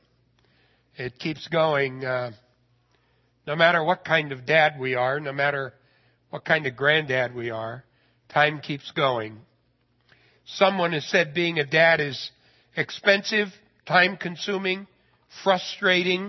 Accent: Idaho, United States; I'm a redneck from Idaho.

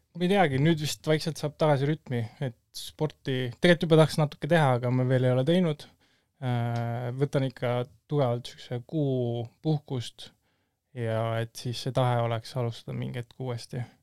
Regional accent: Tallinn, Harju County, Estonia; ma olen Tallinnast pärit

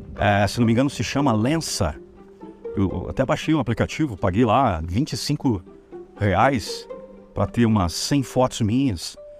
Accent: Brazil; nós somos brasileiros

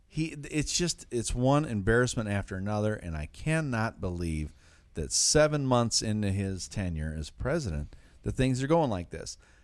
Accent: Detroit, Michigan, United States; my hometown Detroit Lions

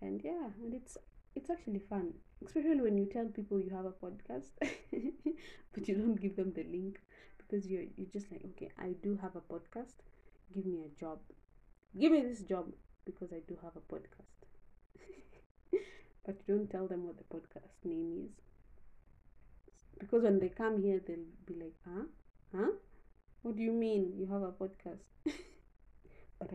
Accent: Kenya; being Kenyan

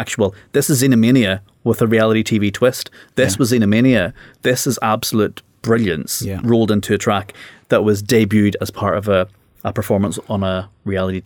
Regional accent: Northern Ireland, United Kingdom; I came from Northern Ireland

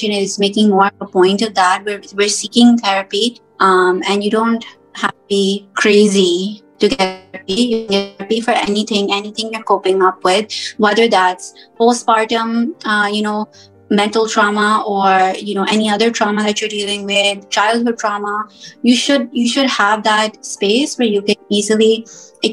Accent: United States; moved away as an adult; also born or lived in Pakistan; I was born and raised here in America

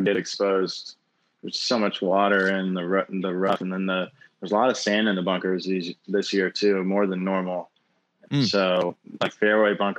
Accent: Central Florida, United States; growing up in Central Florida

